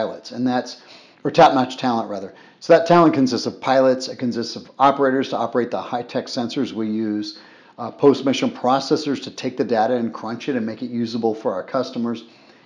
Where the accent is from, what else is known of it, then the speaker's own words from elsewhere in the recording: Boca Raton, Florida, United States; moved away as an adult; also born or lived in Afghanistan; I grew up in Boca Raton, Florida